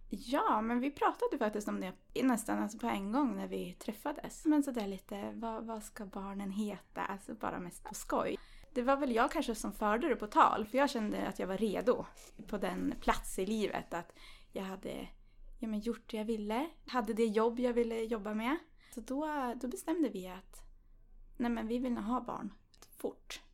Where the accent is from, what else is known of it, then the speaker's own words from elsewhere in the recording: Östersund, Jämtland, Sweden; Jag kommer från Östersund